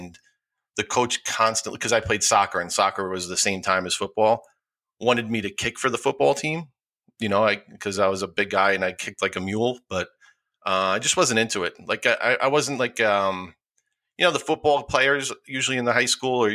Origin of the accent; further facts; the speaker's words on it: Rockland County, New York, United States; also born or lived in Bronx, New York; My parents moved up to Rockland County when I was a year old, and I've been there ever since